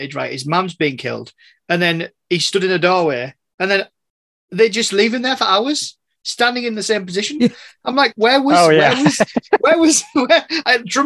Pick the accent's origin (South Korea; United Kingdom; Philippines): United Kingdom; England; I'm English